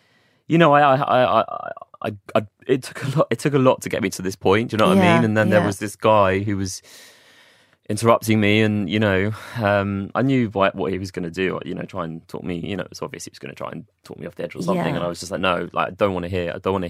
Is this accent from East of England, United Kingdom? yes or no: yes; Watford, East of England, United Kingdom; born there; I was born in Watford. I was actually born in Watford.